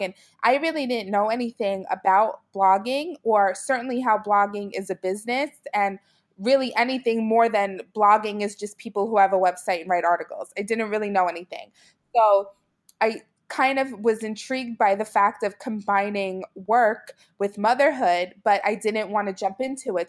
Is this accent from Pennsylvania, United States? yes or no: no; New York City, New York, United States; also born or lived in central New Jersey; now in New Jersey, United States; I'm from Brooklyn, New York originally, and now I live in central New Jersey